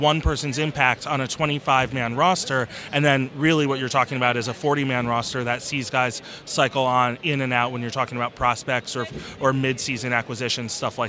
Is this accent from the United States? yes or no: yes; Maryland, United States; I grew up in Maryland